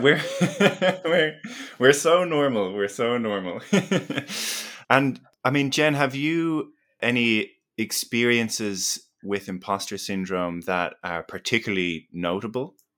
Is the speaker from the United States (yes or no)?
no; Ireland; accent: Irish; moved away as an adult; also born or lived in Melbourne, Australia; now in Australia; I grew up in Ireland and did my undergraduate in exercise